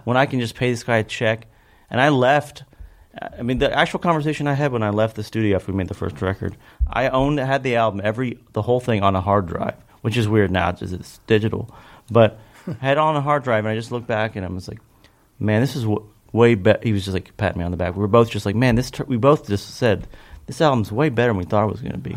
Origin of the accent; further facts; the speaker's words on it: Kentucky, United States; growing up in Kentucky was kind of all there is.